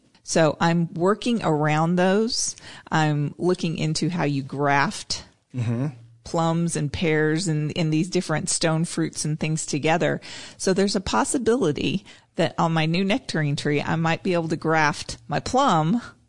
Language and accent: English; Tulsa, Oklahoma, United States; I came from Tulsa.